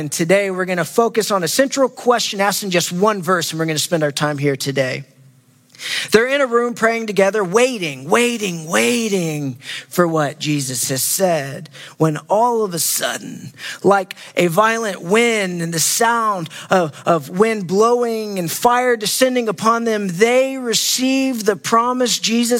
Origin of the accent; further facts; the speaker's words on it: Waxahachie, Texas, United States; moved away; This is my second week in a row to be able to preach back in my hometown of Waxahachie, Texas